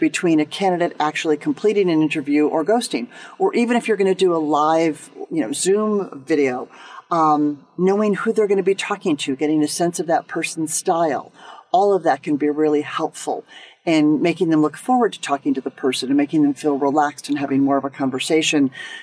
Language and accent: English; United States; as an American